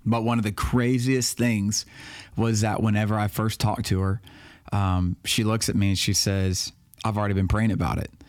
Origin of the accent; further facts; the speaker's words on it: Baton Rouge, Louisiana, United States; moved away as an adult; also born or lived in Florida / West Monroe, Louisiana; I'm from Baton Rouge. I was born and raised.